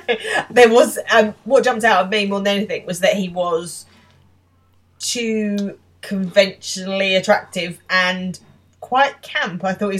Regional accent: England, United Kingdom; I'm from England.

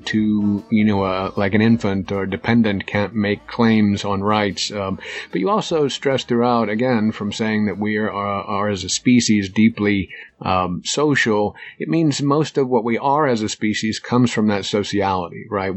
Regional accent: United States; as an American

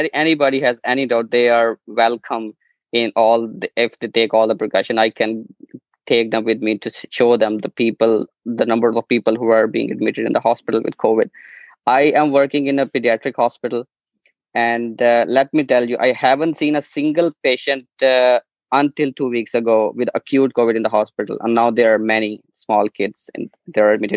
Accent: Pakistan; moved away as an adult; now in Ireland; I'm not from Ireland, I'm from Pakistan.

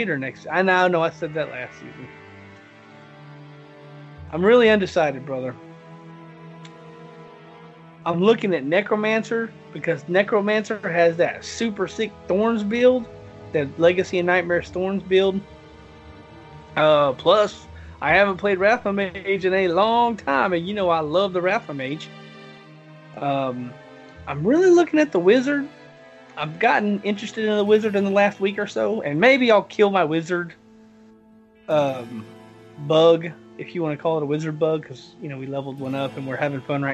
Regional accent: the South, United States; I'm from the South

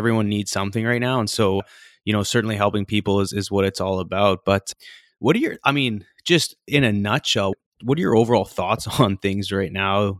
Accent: Vernon, British Columbia, Canada; moved away as an adult; also born or lived in Calgary, Alberta; born in Calgary, Alberta, then bounced over to BC with my mom when I was five. And, you know, growing up in Vernon

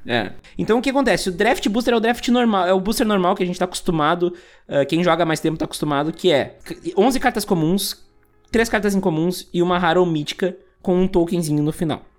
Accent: Rio Grande do Sul, Brazil; Eu sou do Rio Grande do Sul

